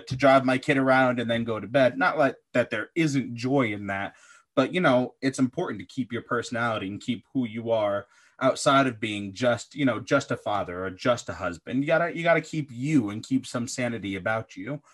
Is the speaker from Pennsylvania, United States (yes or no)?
yes; Pennsylvania, United States; born or raised there; moved away as an adult; also born or lived in Midwest